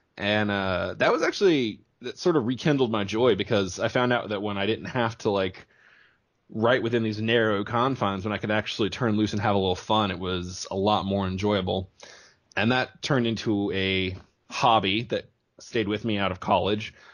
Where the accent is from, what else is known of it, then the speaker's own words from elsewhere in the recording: small town southeast of Houston, Texas, United States; from a small town that I'm guessing your listeners have never heard